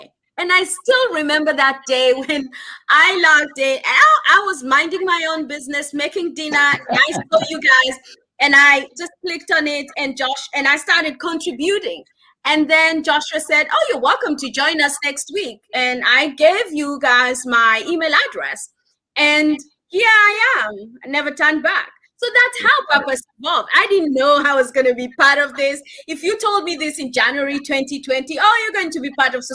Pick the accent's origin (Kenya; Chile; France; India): Kenya; I'm Kenyan